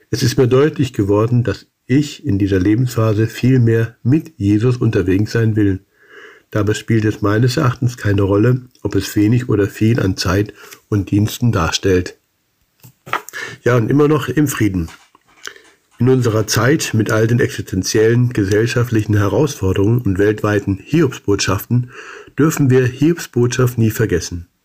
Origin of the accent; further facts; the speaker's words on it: Salzgitter, Lower Saxony, Germany; Nach zwei gesegneten Jahren mit OM lud mich in meiner Heimatstadt Salzgitter das Rentner-Ehepaar Fritz und Ruth zu einem Bibelkreis ein.